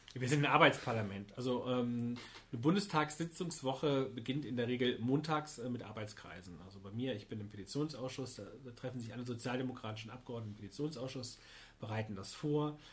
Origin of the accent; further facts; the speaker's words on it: Niestetal, Hesse, Germany; ich komme aus Niestetal